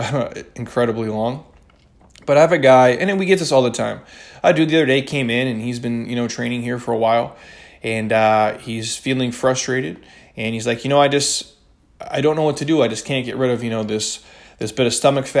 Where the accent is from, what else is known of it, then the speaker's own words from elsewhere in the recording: Midwest, United States; now in Scottsdale, United States; when I was a kid growing up in the Midwest